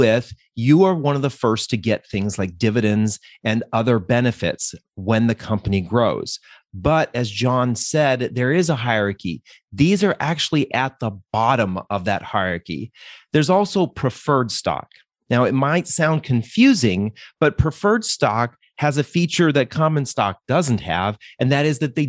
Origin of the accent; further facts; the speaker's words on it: Denver, Colorado, United States; We're from Denver.